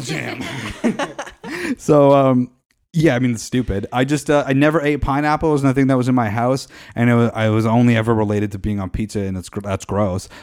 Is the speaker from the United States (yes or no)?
no; Canada; We're Canadian